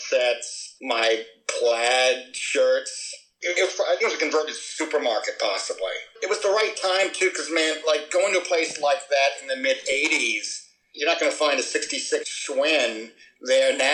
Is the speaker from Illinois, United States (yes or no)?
yes; Chicago, Illinois, United States; I love being a Chicagoan. I love being a Midwesterner.